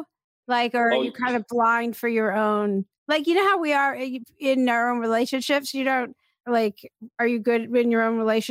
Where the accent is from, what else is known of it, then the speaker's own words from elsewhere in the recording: East Coast, United States; I grew up on the East Coast.